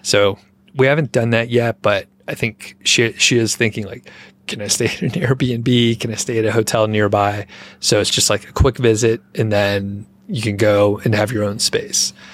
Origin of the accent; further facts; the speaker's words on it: Atlanta, Georgia, United States; moved away; I am from the Atlanta area